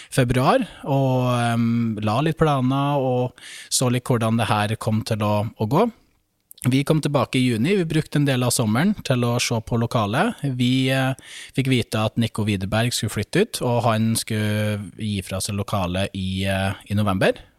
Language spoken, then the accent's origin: Norwegian; Brønnøysund, Nordland, Norway; moved away as an adult; also born or lived in Bodø; Født og oppvokst i Brønnøysund